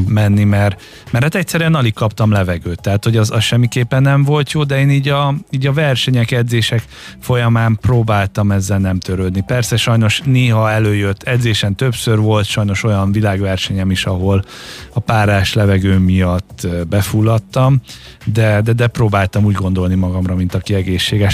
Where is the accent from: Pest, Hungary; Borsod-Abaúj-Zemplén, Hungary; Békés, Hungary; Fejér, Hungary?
Pest, Hungary; Halásztelek; Én halásztáken nőttem fel, a mai napig ott lakunk